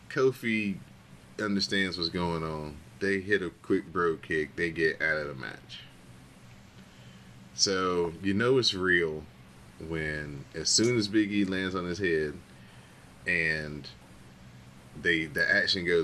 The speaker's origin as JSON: {"language": "English", "country": "United Kingdom", "said": "Just because I'm British, and now you got to lump me in with these two."}